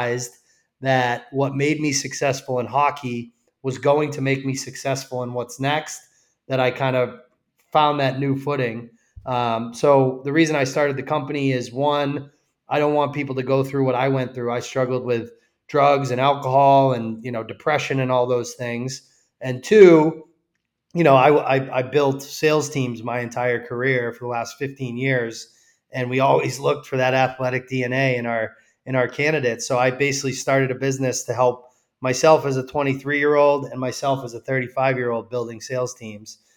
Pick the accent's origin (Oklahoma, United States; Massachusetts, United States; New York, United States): Massachusetts, United States; I grew up in Massachusetts